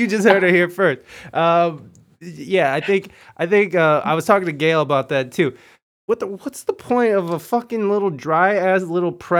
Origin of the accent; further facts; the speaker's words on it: Ohio, United States; moved away; also born or lived in California; I'm from Ohio. I went out to California